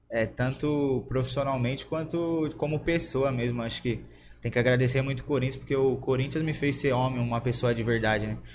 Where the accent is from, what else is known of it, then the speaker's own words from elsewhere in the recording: São Paulo, Brazil; nasci ali no, na Praça Elisegina, ali na Vila Gomes.